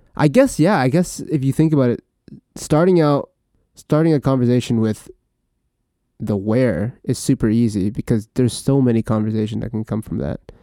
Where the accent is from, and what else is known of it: Vancouver, British Columbia, Canada; born or raised there; also born or lived in Philippines / Terrace, British Columbia